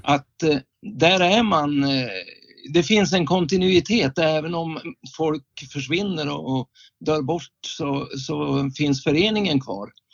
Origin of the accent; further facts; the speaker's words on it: Skellefteå, Västerbotten County, Sweden; moved away as an adult; now in Västerås, Sweden; jag är egentligen från Skellefteå och jag bor tillfälligt sedan 1980 sex i Västerås